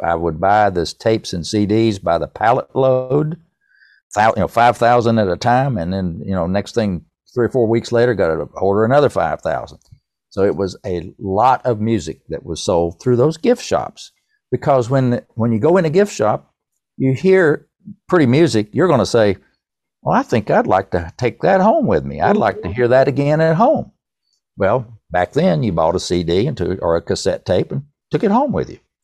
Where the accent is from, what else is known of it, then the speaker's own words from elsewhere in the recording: East Tennessee, United States; accent: East Tennessee; my East Tennessee accent